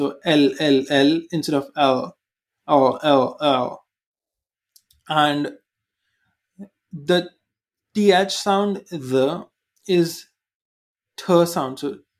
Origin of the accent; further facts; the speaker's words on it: India; accent: Indian; English is a second language; the Indian accent is completely normal in India. So Indians think my accent, what I'm doing, is trying to be fake and, trying to act like I'm American when I'm not.